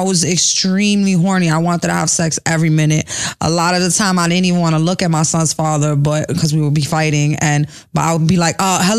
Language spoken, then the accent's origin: English; New York City, New York, United States; I grew up in New York City.